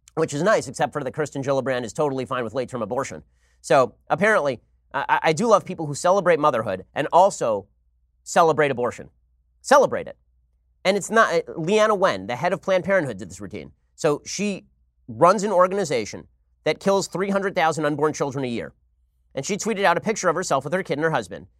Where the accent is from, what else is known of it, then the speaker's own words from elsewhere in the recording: California, United States; my home state